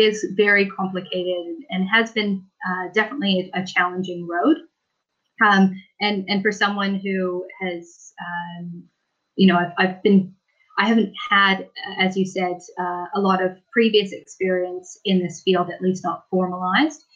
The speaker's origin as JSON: {"language": "English", "town": "Victoria", "region": "British Columbia", "country": "Canada", "moved": "as an adult", "lives_now": "New Zealand", "said": "I'm from Victoria, which is on the west coast of British Columbia"}